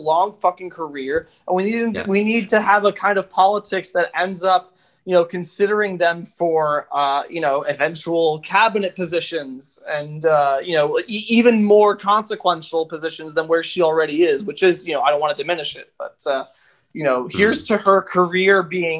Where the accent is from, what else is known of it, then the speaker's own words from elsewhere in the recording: New York, United States; I'm from New York